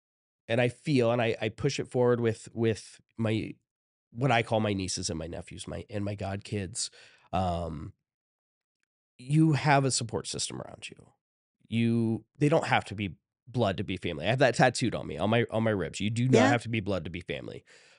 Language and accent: English; Shelby, Ohio, United States; So I grew up in Shelby, Ohio, which is just 2 towns over from Lexington, town over from Ontario in Ohio.